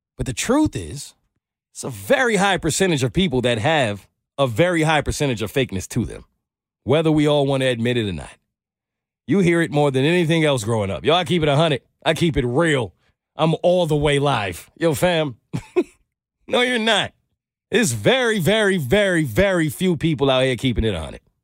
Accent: New York City, New York, United States; I grew up in New York City

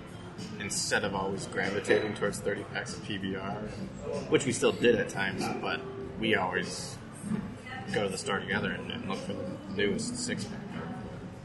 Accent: Eden Prairie, Minnesota, United States; born or raised there

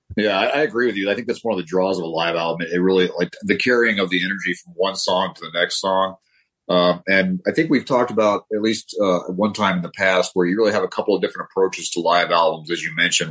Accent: Denver, Colorado, United States; also born or lived in Southern California; now in California, United States; I grew up in Denver

